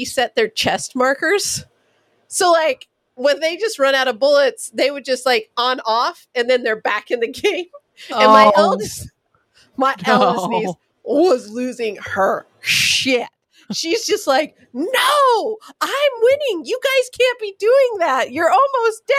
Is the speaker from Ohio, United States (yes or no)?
no; California, United States; I'm from California